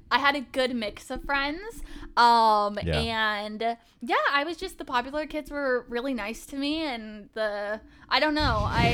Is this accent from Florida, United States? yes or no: no; Happy Valley, Oregon, United States; Okay, so I grew up on the outskirts of Portland. So I grew up in Happy Valley. So you kind of have like Portland and then you have the outskirts.